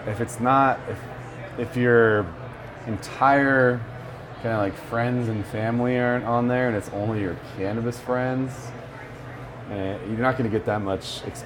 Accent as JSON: {"language": "English", "area": "Bay Area", "region": "California", "country": "United States", "tie": "born or raised there", "said": "I'm Mexican-American, but I grew up in the Bay Area."}